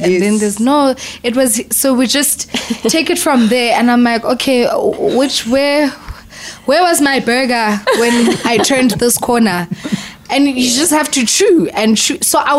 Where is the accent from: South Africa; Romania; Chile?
South Africa